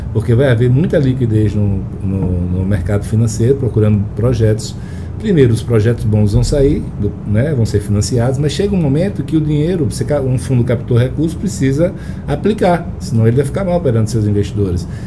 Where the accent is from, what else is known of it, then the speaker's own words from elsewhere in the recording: Alagoas, Brazil; Alagoas, de onde eu sou